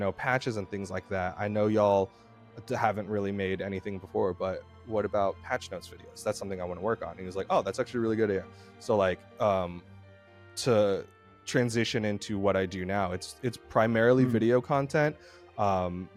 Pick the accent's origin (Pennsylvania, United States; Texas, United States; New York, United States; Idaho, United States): Texas, United States; moved away as an adult; now in Georgia, United States; we're from Texas